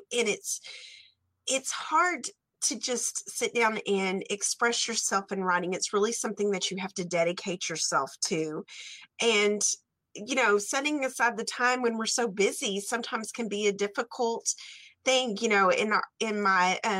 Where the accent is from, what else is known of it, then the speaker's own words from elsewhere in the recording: Stamford, Texas, United States; growing up in Texas